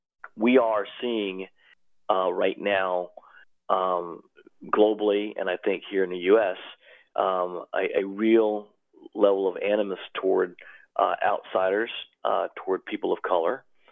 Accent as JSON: {"language": "English", "region": "the South", "country": "United States", "tie": "born or raised there", "moved": "yes", "said": "I'll be 60 years old this year. I grew up in the South."}